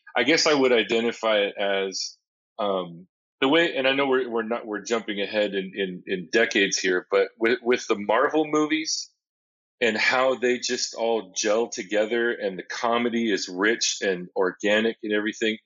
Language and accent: English; Seattle, Washington, United States; I grew up in Seattle